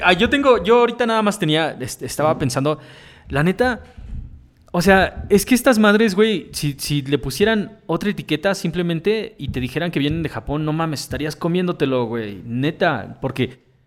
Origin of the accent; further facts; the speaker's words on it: Mexico; como mexicano